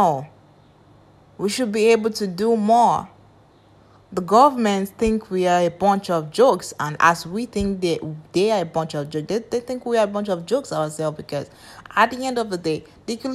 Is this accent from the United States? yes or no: no; Nigeria